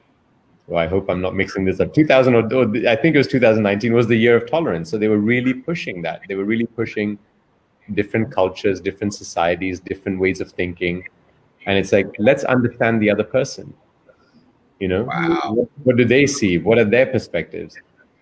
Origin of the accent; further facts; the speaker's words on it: Belgium; moved away; also born or lived in New York / London; I'm born and raised in Belgium. I'm of Indian origin.